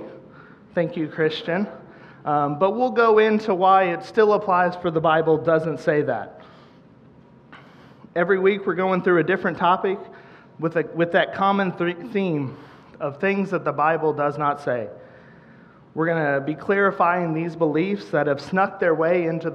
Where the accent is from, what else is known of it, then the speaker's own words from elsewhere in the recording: Central Missouri, United States; moved away as an adult; now in Kansas City, United States; I'm from the Central Missouri area originally. We moved here to Kansas City in 2012.